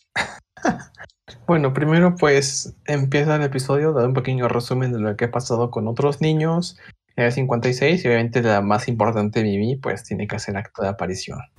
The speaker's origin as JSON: {"language": "Spanish", "region": "Puebla", "country": "Mexico", "said": "de Puebla, igual que yo"}